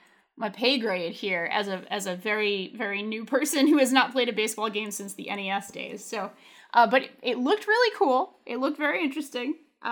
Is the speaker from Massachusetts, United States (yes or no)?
no; Pawtucket, Rhode Island, United States; We have the Red Sox farm team basically is in my hometown, the Pawtucket Red Sox. And like, I grew up going to those games my whole life as a little kid.